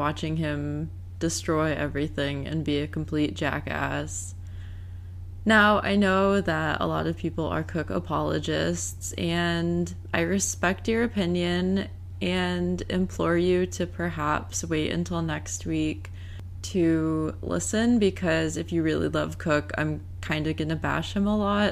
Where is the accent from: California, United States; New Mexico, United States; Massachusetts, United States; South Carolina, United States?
Massachusetts, United States; I'm from Massachusetts